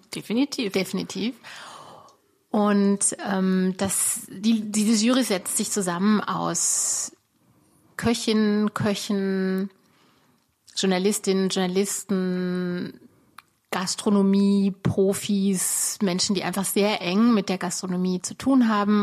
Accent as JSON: {"language": "German", "region": "Baden-Württemberg", "country": "Germany", "tie": "born or raised there", "also_born_or_lived": "Munich", "moved": "yes", "lives_now": "Berlin, Germany", "said": "für die Lokalzeitung in der badischen Provinz, da wo ich aufgewachsen bin"}